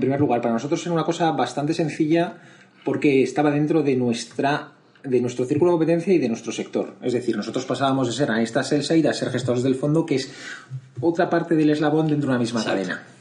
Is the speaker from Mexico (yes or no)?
no; Madrid, Community of Madrid, Spain; yo soy de Madrid, estudié en los Jesuitas de Madrid